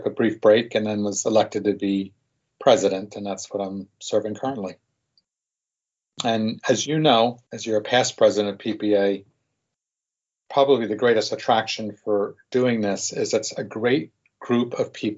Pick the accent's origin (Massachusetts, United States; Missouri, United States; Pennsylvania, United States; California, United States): Pennsylvania, United States; Bucks County; also born or lived in South Carolina / Newark, New Jersey; I grew up in Bucks County